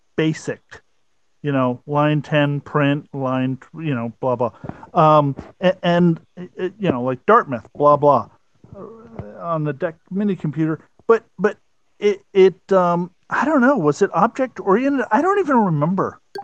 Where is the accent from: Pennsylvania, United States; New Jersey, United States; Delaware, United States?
Delaware, United States; Wilmington; Wilmington, Delaware.